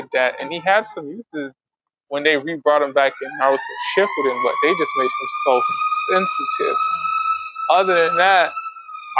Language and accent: English; Miami, Florida, United States; born or raised there